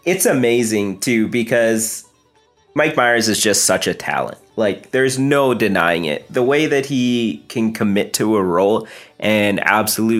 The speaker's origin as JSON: {"language": "English", "country": "Canada", "said": "I'm like Indian, first generation Canadian"}